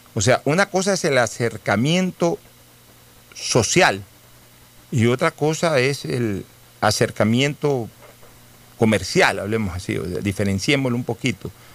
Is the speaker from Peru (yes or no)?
no; Guayaquil, Guayas, Ecuador; somos orgullosamente guayaquileños, por eso nos sentimos orgullosamente guayaquileños